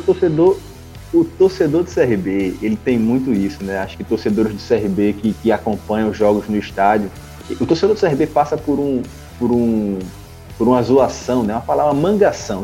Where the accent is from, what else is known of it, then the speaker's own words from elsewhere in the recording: Alagoas, Brazil; eu sou de Alagoas